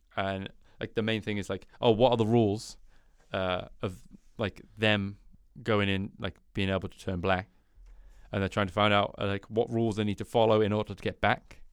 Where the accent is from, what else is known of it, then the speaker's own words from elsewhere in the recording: United Kingdom; being British